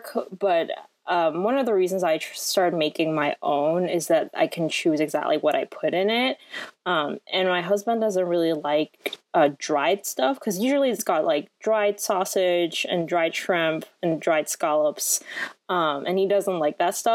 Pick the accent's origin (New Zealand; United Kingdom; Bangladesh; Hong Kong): Hong Kong; moved away as an adult; also born or lived in France / San Francisco; I was actually born in France and I lived there until I was 7, and then I grew up in Hong Kong for the rest of, until I was 18